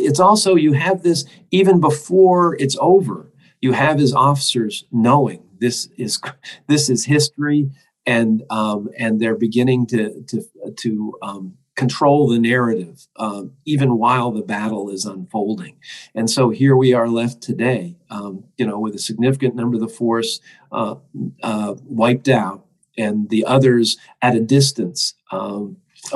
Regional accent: United States; for me as an American

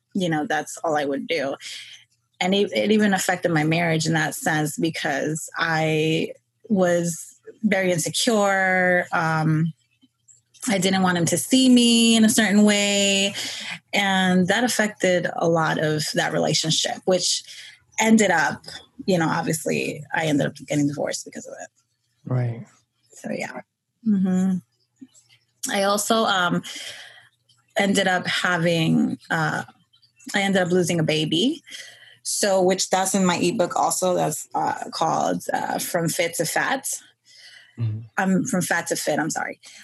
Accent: New York City, New York, United States; I was born and raised in New York um, Queens.

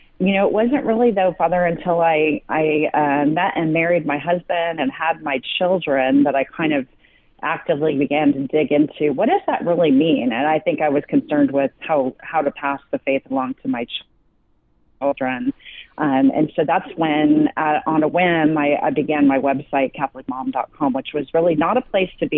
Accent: Westminster, California, United States; also born or lived in Indiana; I grew up in a little town called Westminster, which is now kind of known here as Little Saigon

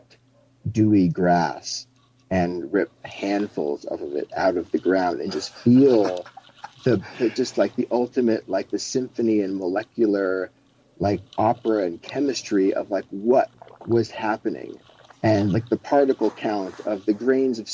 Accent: Colorado, United States; As I was growing up in Colorado, his studio house was like three blocks up the hill from my Catholic school

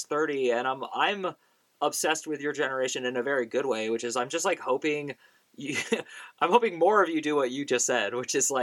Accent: Bay Area, California, United States; I grew up in the Bay Area

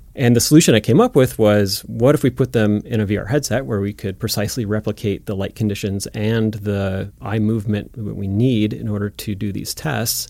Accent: Florence, Montana, United States; I grew up in Florence, Montana, which is a little town in the Bitterroot Valley

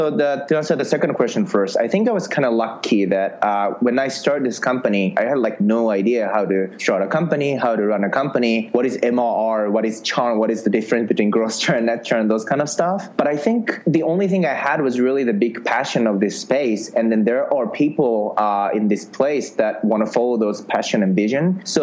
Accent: Japan; now in San Francisco, United States; So in 2011 summer, I came from Japan. I literally thought if you come to San Francisco, you can just meet investors

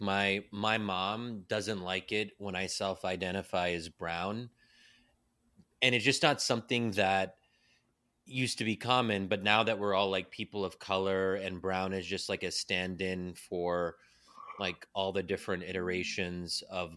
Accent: Pennsylvania, United States; I'm born and raised in Pennsylvania

